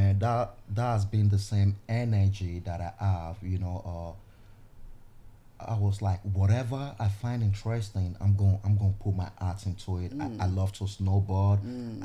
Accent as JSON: {"language": "English", "region": "Edo", "country": "Nigeria", "tie": "born or raised there", "moved": "yes", "lives_now": "United States", "said": "growing up in Nigeria"}